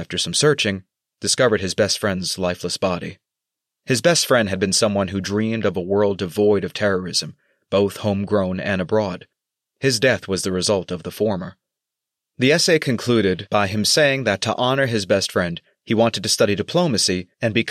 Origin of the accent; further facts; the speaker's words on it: United States; moved away as an adult; as an American born in the early 1980s